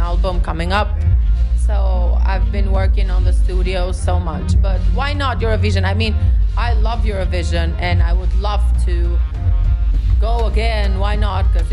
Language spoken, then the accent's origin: English; Tirana, Tirana County, Albania; English is a second language; my hometown in Tirana